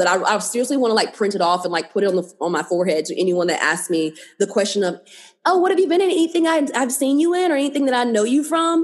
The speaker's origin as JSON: {"language": "English", "region": "North Carolina", "country": "United States", "tie": "born or raised there", "also_born_or_lived": "Georgia", "moved": "yes", "said": "I grew up in North Carolina. Sometime in Georgia, like when I was younger"}